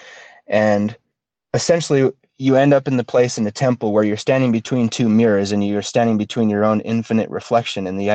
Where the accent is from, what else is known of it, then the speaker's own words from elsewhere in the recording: Utah, United States; growing up in Utah is a very interesting thing, especially in Utah County, which is where I am